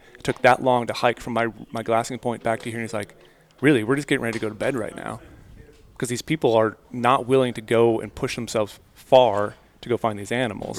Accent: Midwest, United States; moved away; I grew up in the Midwest.

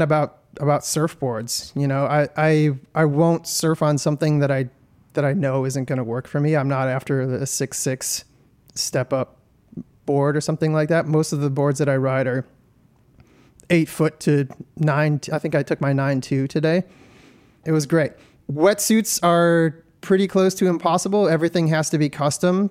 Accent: Detroit, Michigan, United States; I'm from Detroit, Michigan

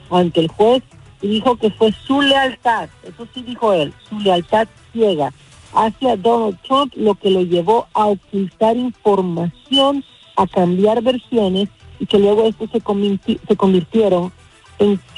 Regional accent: Honduras; Yo como hondureña me atreví a decir que yo creía que esto era un juego político que se empezó a armar en Honduras

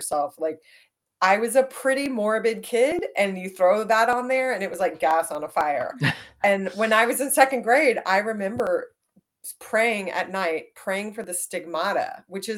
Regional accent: Dallas, Texas, United States; I grew up in Dallas

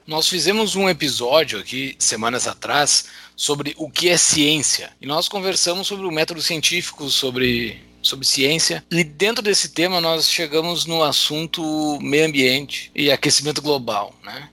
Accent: interior of Rio Grande do Sul, Brazil; Eu, na minha lembrança de infância, eu sou do interior do Rio Grande do Sul

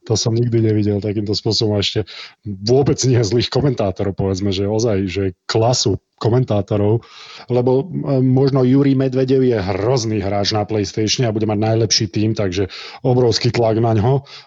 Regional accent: Nitra, Nitra Region, Slovakia; som z Nitry Ehm, na futbale som v Nitre bol asi dvakrát v živote, aj to do desiatich rokov

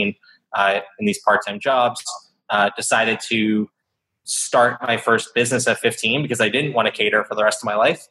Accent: Boca Raton, Florida, United States; also born or lived in Atlanta, Georgia; now in New York City, United States; I grew up in South Florida. Yeah, Boca Raton

